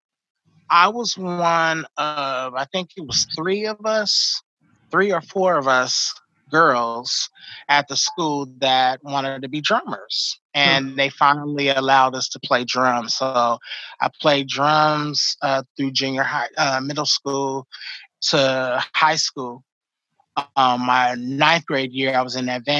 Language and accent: English; Oakland, California, United States; moved away as an adult; also born or lived in Los Angeles; now in Sacramento, United States; I moved from Oakland to LA. I was still in college at the time